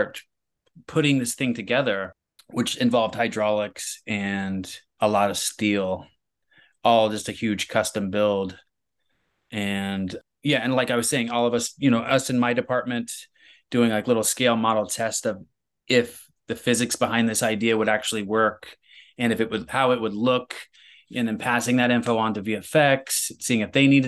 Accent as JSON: {"language": "English", "region": "Midwest", "country": "United States", "tie": "born or raised there", "said": "I grew up in the Midwest"}